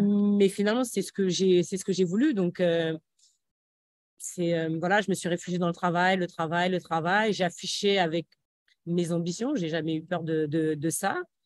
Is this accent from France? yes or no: yes; Aubervilliers, Île-de-France, France; moved away; also born or lived in Metz; j'ai grandi à Aubervilliers, une bonne partie de, de ma jeunesse à, à Aubervilliers